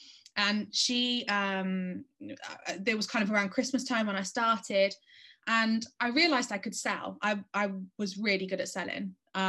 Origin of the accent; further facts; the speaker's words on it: Spain; So I grew up in Spain, which was really difficult for me because I was the only English girl in my school